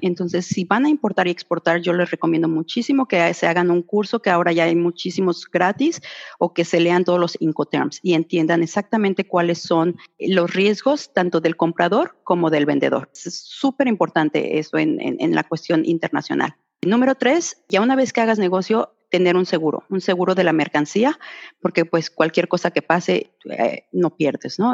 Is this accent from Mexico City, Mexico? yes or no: yes; Mexico City, Mexico; moved away as an adult; now in Australia; yo soy de la Ciudad de México